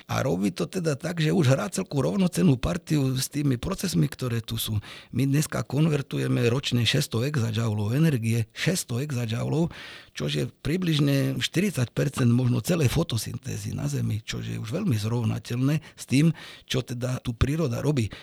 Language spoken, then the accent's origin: Slovak; Arboretum Mlyňany, Nitra Region, Slovakia; ja keď som bol mladší, tak som vyrastal v Arborete